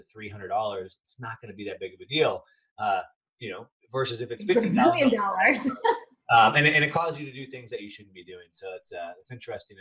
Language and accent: English; United States; I am from the United States